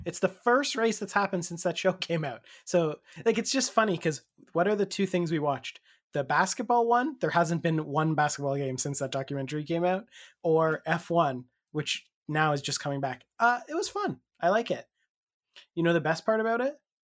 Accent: Canada; the Canadian angle

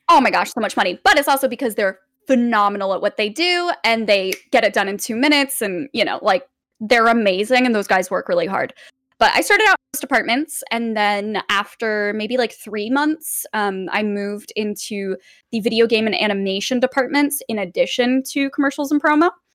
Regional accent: Los Angeles, California, United States; I'm born and raised here. I've lived here for almost twenty-eight years now.

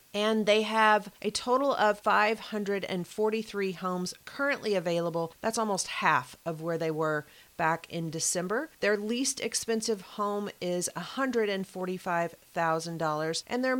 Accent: Kentucky, United States; All right, I'm going to my home state of Kentucky now, Louisville, Kentucky.

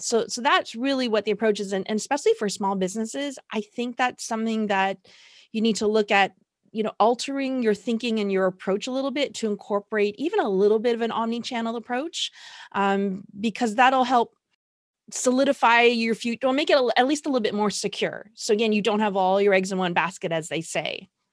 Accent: Toronto, Ontario, Canada; I am from Toronto, Canada

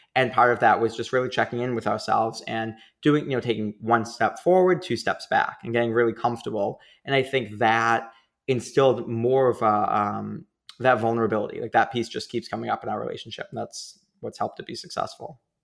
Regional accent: Boston, Massachusetts, United States; accent: Boston; I'm from Boston.

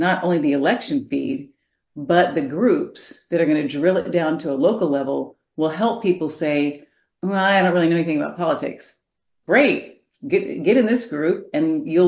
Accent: Florida, United States; I'm from Florida, the state of Florida

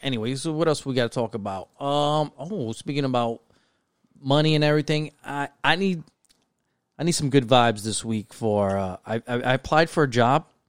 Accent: New York City, New York, United States; we grew up in New York City, brown and black, you know, community.

